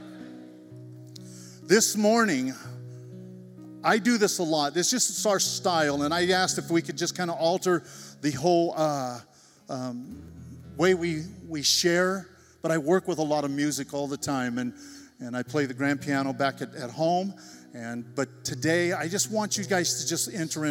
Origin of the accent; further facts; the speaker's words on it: Shafter, California, United States; now in Selma, United States; I grew up and graduated Shafter High School. Amen? So I'm from Shafter